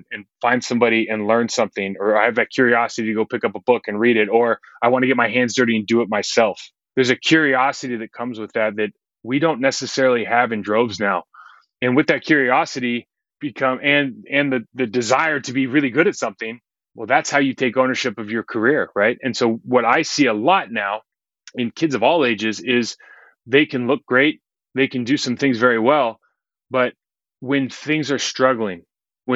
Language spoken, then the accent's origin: English; United States; also born or lived in London; being an American living in the city of London